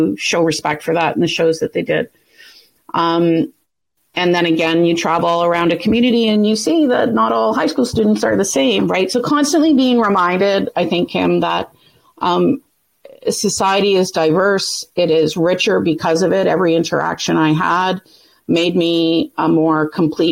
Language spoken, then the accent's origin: English; Thunder Bay, Ontario, Canada; I grew up in Northwestern Ontario